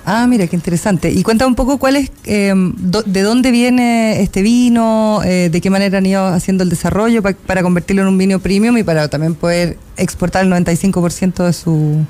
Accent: Puyehue, Los Lagos, Chile; Agua Mineral Puyehue, que además es de mi tierra

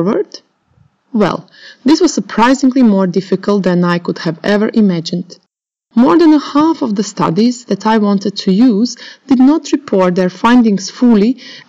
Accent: Croatia; moved away as an adult; also born or lived in Oxford, United Kingdom; back in my home country, Croatia

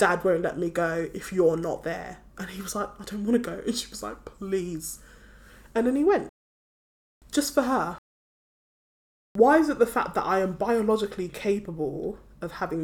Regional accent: Nigeria; now in United Kingdom; I'm from Nigeria.

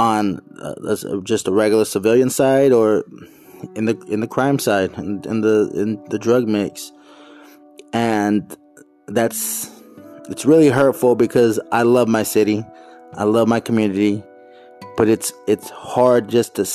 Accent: Phoenix, Arizona, United States; moved away; I was born and raised in Phoenix, Arizona, in the Merivale section, 67th Avenue, Camelback

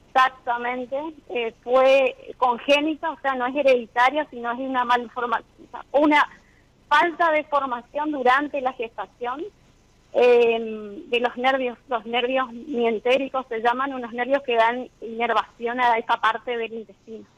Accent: Corrientes, Argentina; moved away as an adult; now in Chaco, Argentina; Soy de Corrientes

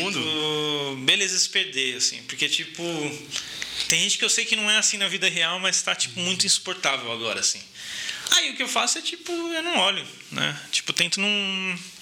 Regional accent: Brazil; first language Portuguese; moved away as an adult; also born or lived in Germany; eu sou nascido e criado aqui

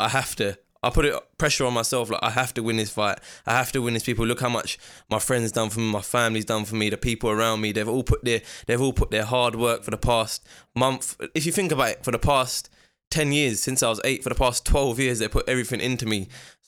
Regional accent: Ilford, London, United Kingdom; also born or lived in Slough; I was born in Slough. Okay. But I was raised in East London, Ilford.

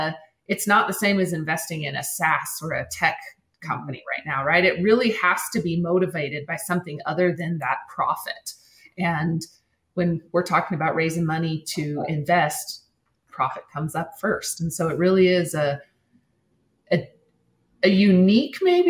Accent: Wyoming, United States; I'm from Wyoming

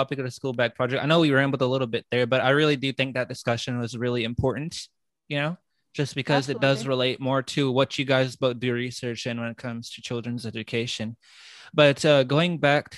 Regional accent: United States; my parents are immigrants from Pakistan, but I was born and raised in the United States

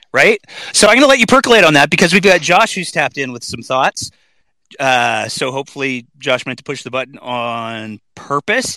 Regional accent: Alberta, Canada; as an Albertan and a Canadian

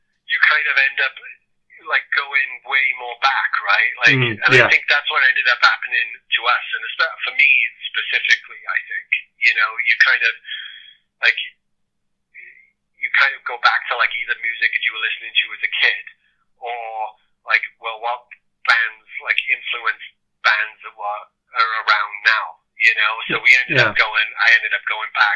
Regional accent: Pontypridd, Wales, United Kingdom; also born or lived in Cardiff; I love Ponty. I love Ponty for what it is. And I'm so grateful that I grew up there. And I'm so grateful that I grew up in Cardiff and around that whole scene.

